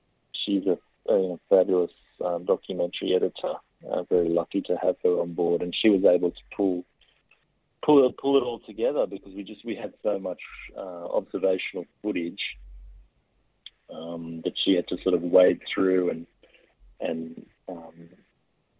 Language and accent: English; Australia; what we can expect as Australians